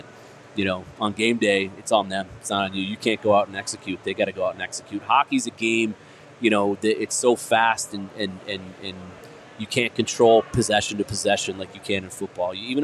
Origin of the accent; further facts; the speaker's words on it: Indianapolis, Indiana, United States; moved away; I grew up in Indianapolis